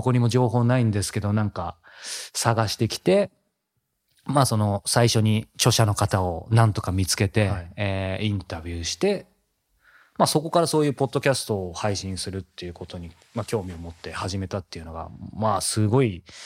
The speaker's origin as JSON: {"language": "Japanese", "town": "Yokohama", "region": "Kanagawa", "country": "Japan", "tie": "born or raised there", "said": "横浜、地元横浜なんですけど、帰ってきて"}